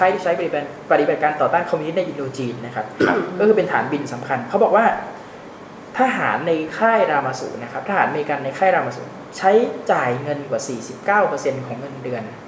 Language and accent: Thai; Sattahip, Chonburi, Thailand; อย่างผมมาโตมาในสัตหีบ